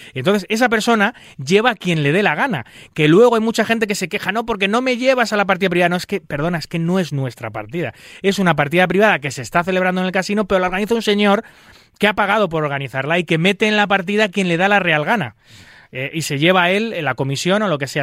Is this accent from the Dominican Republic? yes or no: no; Spain; en mi país